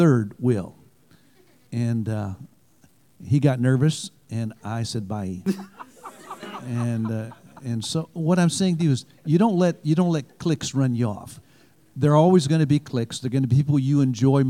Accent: Michigan, United States; moved away; also born or lived in Alabama; I'm from Michigan

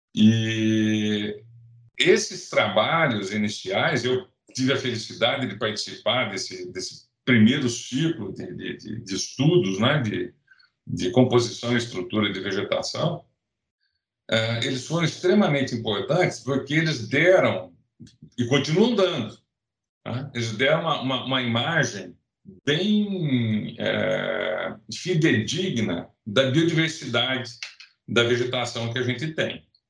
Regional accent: Rio Claro, São Paulo, Brazil; moved away as an adult; also born or lived in Ribeirão Preto; now in Viçosa, Brazil; Eu sou eu sou nascido em São Paulo, capital, mas eu, eu, eu cresci em Rio Claro

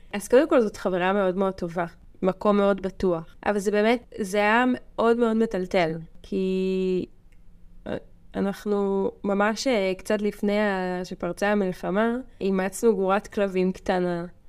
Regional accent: Mevaseret Zion, Jerusalem District, Israel; now in Kibbutz Dan, Israel; במקור אני ממבשרת ציון

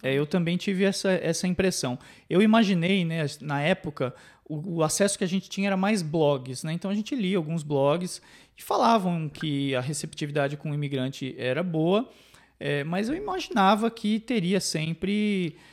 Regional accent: São Paulo, Brazil; moved away as an adult; also born or lived in Northeast Brazil; now in Canada; eu sou de São Paulo e o único lugar que eu tinha morado fora de São Paulo era no nordeste do Brasil

